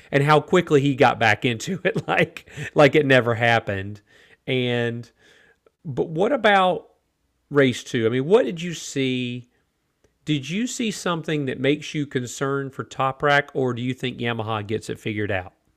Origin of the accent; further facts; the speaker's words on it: United States; for me as an American